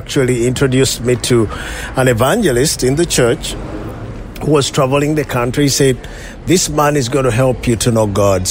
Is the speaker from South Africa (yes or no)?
no; Uganda; I was born in Uganda, mm-hmm. Just 40 miles outside the city of Kampala.